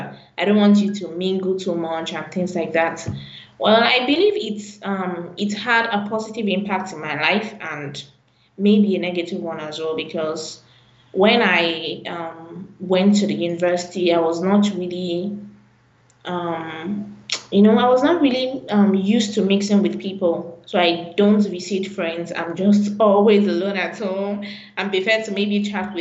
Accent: Ibadan, Oyo, Nigeria; I was born in Ibadan.

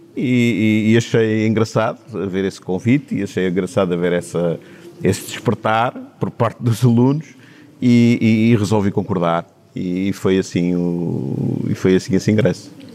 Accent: Horta, Azores, Portugal; also born or lived in Torres Vedras / Timor; Os momentos da minha infância foram, foram na horta

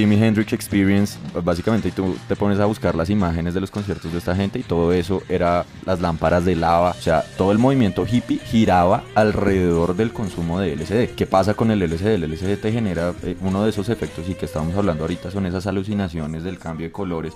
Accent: Colombia; nosotros que somos colombianos

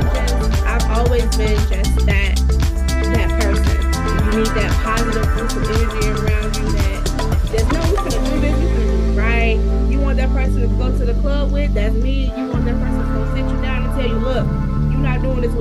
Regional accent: Chicago, Illinois, United States; I am a Chicago native. I love my hometown, Chi-Town, Southside

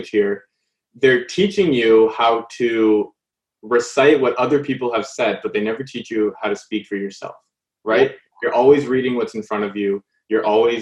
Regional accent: Canada; growing up in Canada

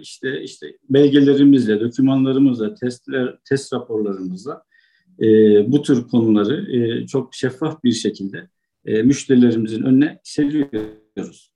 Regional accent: Amasya, Turkey; moved away as an adult; also born or lived in Konya; now in China; Aslen Amasyalıyım.

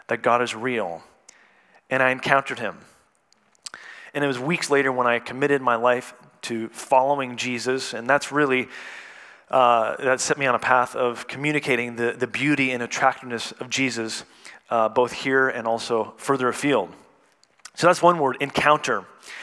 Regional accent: Canada; moved away; I was born and raised in Canada

